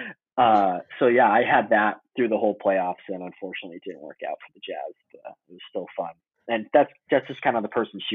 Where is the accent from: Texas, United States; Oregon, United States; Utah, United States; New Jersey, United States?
Utah, United States; also born or lived in Chicago, Illinois / American Fork, Utah / Salt Lake City, Utah; We moved to Chicago from Utah, I think it was like 96, 97